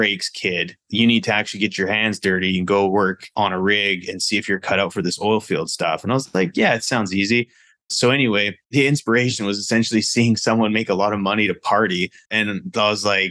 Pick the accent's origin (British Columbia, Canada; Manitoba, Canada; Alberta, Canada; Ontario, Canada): British Columbia, Canada; Vernon; moved away; I'm originally from Canada, grew up in Canada on the West Coast, Vernon, British Columbia